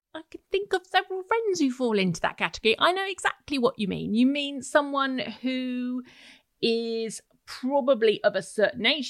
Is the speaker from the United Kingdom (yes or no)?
yes; Essex, East of England, United Kingdom; I grew up in Essex. I'm very familiar with Essex